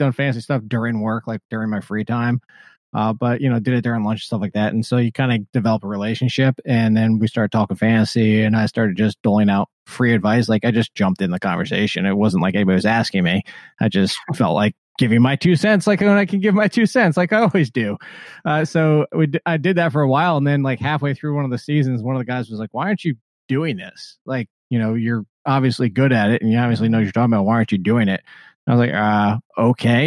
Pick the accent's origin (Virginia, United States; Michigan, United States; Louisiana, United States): Virginia, United States; also born or lived in North Jersey, New Jersey, United States; until I moved to Virginia at 8 years old